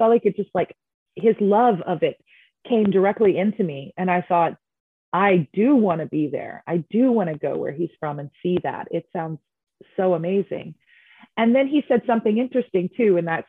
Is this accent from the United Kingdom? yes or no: no; Healers Bay, KwaZulu-Natal, South Africa; Eastern Coast of South Africa called Healers Bay in the Zulu, KwaZulu-Natal part of South Africa.